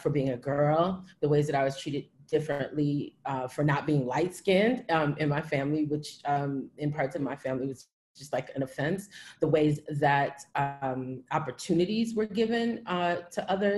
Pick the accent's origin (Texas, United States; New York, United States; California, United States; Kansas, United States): Texas, United States; Houston; as a child growing up in Houston, in a very creative family